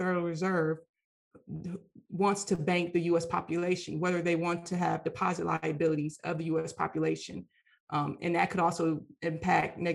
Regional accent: Michigan, United States; moved away as an adult; now in Washington, D.C., United States; I'm originally from Michigan, and I went to University of Michigan

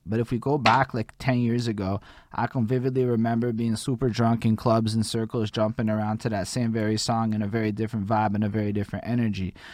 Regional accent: Montreal, Quebec, Canada; I'm only born in 87 and I come from Montreal

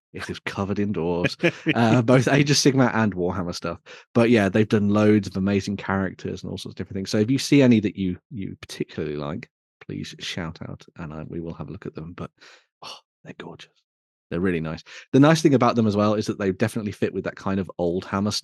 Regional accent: West Midlands, United Kingdom; I'm from the West Midlands

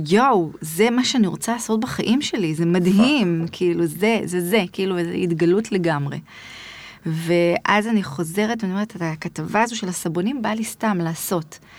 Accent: Yavne, Central District, Israel; also born or lived in Rishon LeZion; גדלתי ביבנה

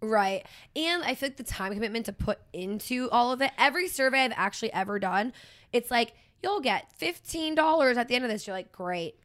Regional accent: Pennsylvania, United States; moved away; grew up in Pennsylvania

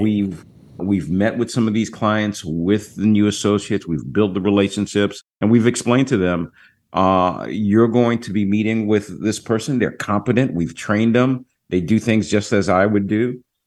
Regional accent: Jacksonville, Florida, United States; now in Orlando, United States; I was just at my hometown. Most of my family uh, lives in Jacksonville, Florida. As you know, I'm, I'm here in Orlando. I go home quite often

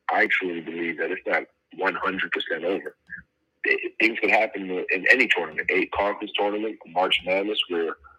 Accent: Canada; also born or lived in Montreal

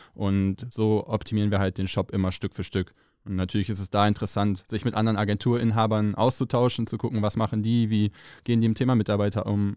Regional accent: Rheine, North Rhine-Westphalia, Germany; moved away as an adult; also born or lived in Mesum; now in Cologne, Germany; Rheine, ist meine Heimatstadt, bin zwar in Meso aufgewachsen und groß geworden, aber hier zur Schule gegangen

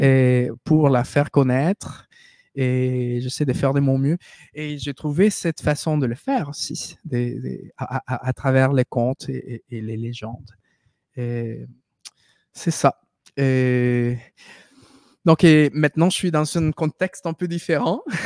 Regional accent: Peru; French is a second language; now in Quebec, Canada; nous on se considère des Péruviens

